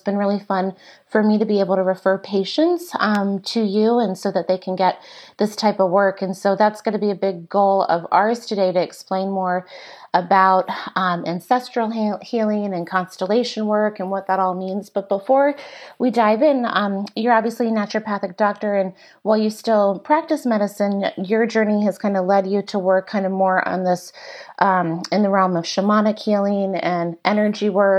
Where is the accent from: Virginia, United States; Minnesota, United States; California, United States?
Virginia, United States; growing up in Virginia and going to UVA